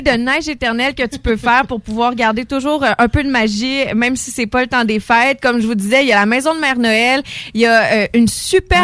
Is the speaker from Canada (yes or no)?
yes; Lévis, Quebec, Canada; now in Beauce, Canada; je viens plus euh, de Lévis, là, même si je suis rendue en Beauce